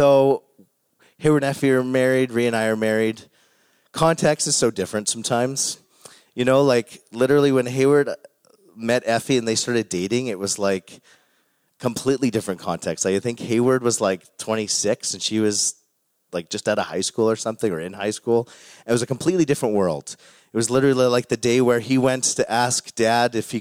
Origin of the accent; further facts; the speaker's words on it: Calgary, Alberta, Canada; moved away as an adult; now in Cold Lake, Canada; I grew up in Calgary